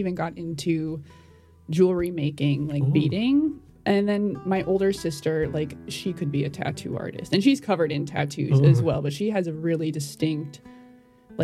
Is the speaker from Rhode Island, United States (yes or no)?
no; Lakeville, Minnesota, United States; I'm from Minneapolis, Minnesota. Well, technically Lakeville, which is like a suburb 30 minutes south of the Twin Cities